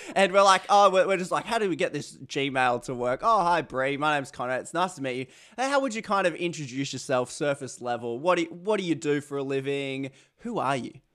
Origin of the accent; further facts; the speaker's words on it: Australia; accent: Aussie; my Aussie accent